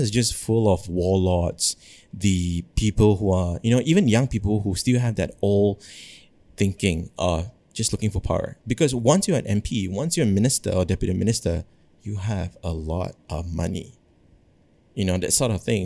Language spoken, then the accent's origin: English; Malaysia